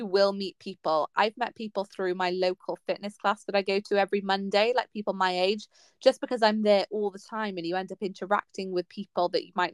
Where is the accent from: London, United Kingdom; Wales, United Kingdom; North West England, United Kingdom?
Wales, United Kingdom; Pembrokeshire; I grew up in Pembrokeshire